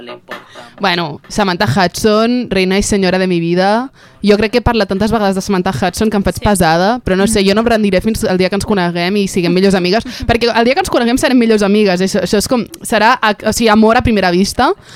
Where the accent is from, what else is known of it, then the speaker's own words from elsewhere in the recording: Sant Celoni, Catalonia, Spain; és del meu poble, és de Sant Celoni